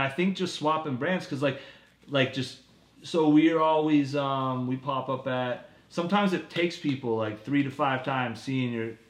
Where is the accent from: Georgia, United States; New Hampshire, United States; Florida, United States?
New Hampshire, United States; moved away as an adult; now in Boston, United States; I'm still from New Hampshire, living